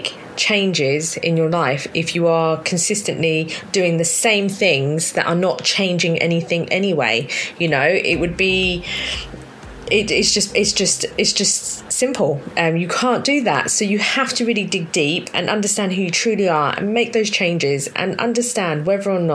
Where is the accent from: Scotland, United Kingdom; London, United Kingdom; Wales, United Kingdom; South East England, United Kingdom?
London, United Kingdom; I was born in South London, Southwest London to be specific